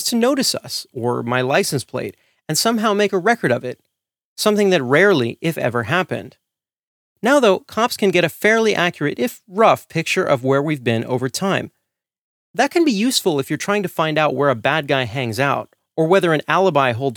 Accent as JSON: {"language": "English", "town": "Santa Monica", "region": "California", "country": "United States", "tie": "born or raised there", "moved": "as an adult", "lives_now": "Oakland, United States", "said": "my hometown of Santa Monica, California"}